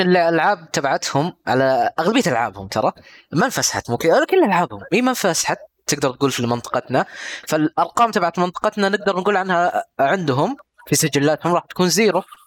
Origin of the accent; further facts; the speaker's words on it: Saudi Arabia; عندنا في السعوديه